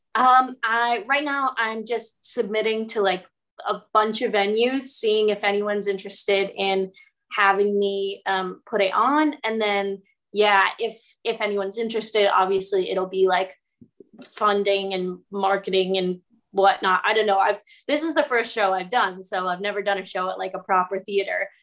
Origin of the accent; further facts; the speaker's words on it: United States; moved away as an adult; now in United Kingdom; an American living in the UK